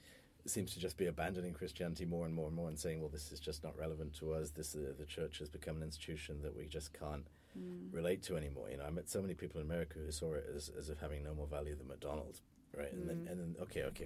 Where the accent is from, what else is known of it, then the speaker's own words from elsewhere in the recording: United Kingdom; accent: British; being British